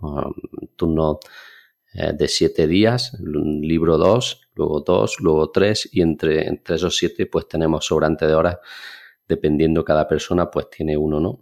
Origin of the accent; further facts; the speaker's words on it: Alcalá la Real, Andalusia, Spain; moved away as an adult; now in Granada, Spain; mi pueblo de nacimiento es Alcalá Real, un pueblo pequeño de unos 20.000 habitantes.